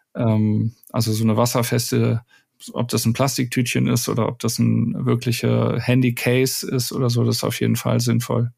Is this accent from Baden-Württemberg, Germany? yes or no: no; Wuppertal, North Rhine-Westphalia, Germany; ich bin gebürtig aus Wuppertal